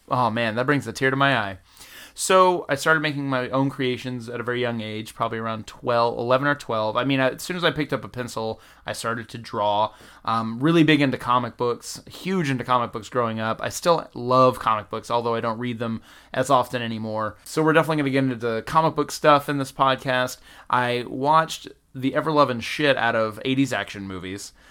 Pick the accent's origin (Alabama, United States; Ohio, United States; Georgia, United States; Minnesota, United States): Georgia, United States; Valdosta; moved away as an adult; now in Los Angeles, United States; I'm originally from the South. I'm from a little town called Valdosta, Georgia, about ten minutes shy of the Florida border